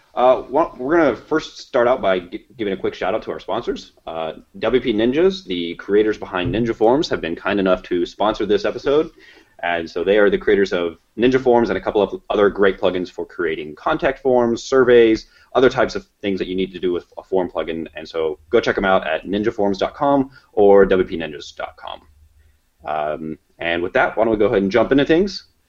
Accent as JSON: {"language": "English", "area": "Kansas and Nebraska", "region": "Midwest", "country": "United States", "said": "we're both from Midwest, Kansas and Nebraska"}